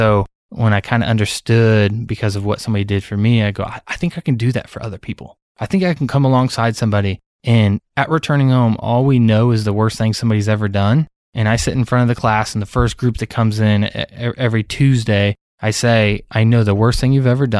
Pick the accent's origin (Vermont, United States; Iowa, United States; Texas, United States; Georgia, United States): Iowa, United States; also born or lived in Illinois; So I grew up in Iowa, between Iowa and Illinois, bounced around a lot, but was a very rebellious kid